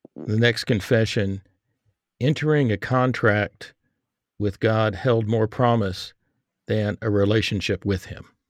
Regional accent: Texas, United States; I grew up in Texas

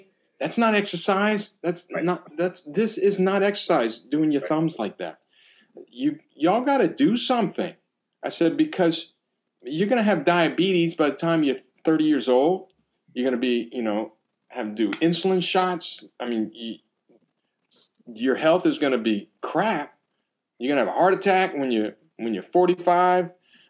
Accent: Louisiana, United States; I come from South Louisiana, so what we call wrestling is wrestling.

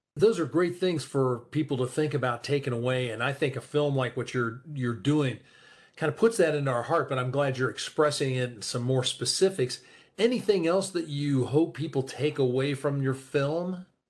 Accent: Columbus, United States; my hometown of Columbus here

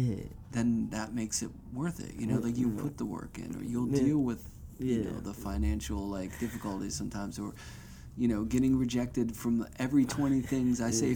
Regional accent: Pittsburgh, Pennsylvania, United States; moved away; I'm from Pittsburgh

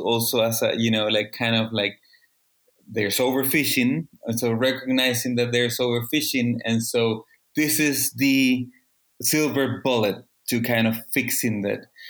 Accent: Chile; I am from Chile, the second um, biggest producer of salmon

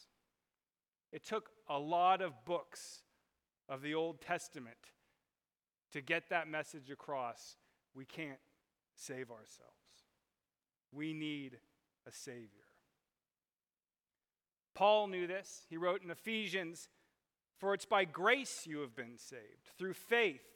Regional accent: Southern California, United States; I grew up in Southern California in the water

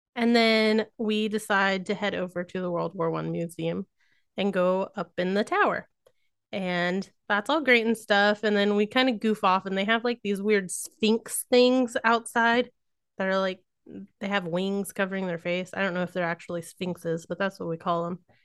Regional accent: Missouri, United States; accent: rednecky; I grew up in Missouri, so it does come out at times

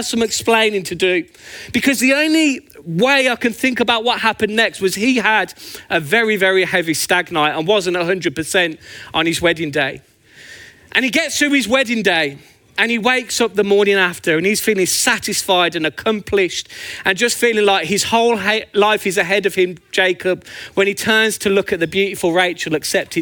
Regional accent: Birmingham, West Midlands, United Kingdom; also born or lived in Northampton; now in Luton, United Kingdom; as you can tell by my beautiful accent, I'm actually from Birmingham, but I always think of Northampton as home.

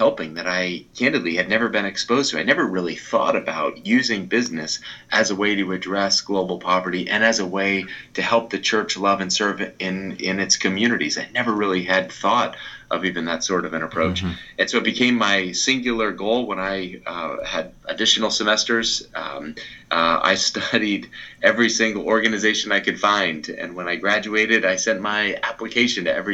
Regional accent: outside of Boston, Massachusetts, United States; grew up outside of Boston

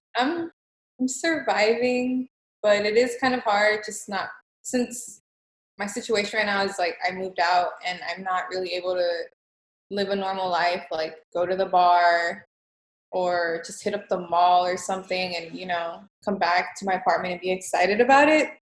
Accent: Los Angeles, California, United States; now in Houston, United States; I was born in California in East LA, and I moved to Texas

